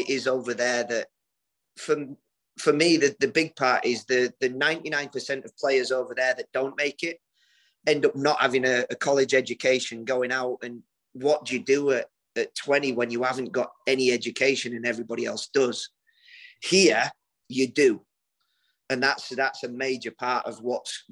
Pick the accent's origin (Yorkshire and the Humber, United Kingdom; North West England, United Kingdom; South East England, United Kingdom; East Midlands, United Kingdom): Yorkshire and the Humber, United Kingdom; moved away as an adult; also born or lived in Derby / Sheffield; now in South Carolina, United States; We grew up together in East Yorkshire